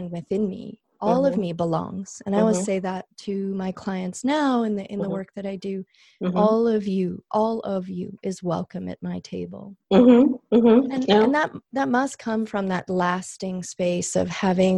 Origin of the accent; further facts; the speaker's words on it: Canada; also born or lived in Calgary, Alberta; growing up in Canada and growing up with immigrant father, English is his second language.